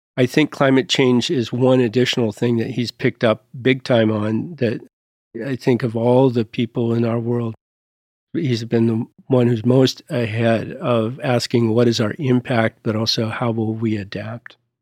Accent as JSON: {"language": "English", "country": "United States", "also_born_or_lived": "Montpellier, France", "said": "As an American"}